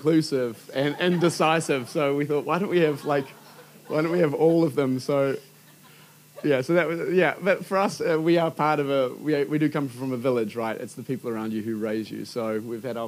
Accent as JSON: {"language": "English", "area": "Hibiscus Coast", "region": "Auckland", "country": "New Zealand", "tie": "born or raised there", "said": "I grew up on the Hibiscus Coast"}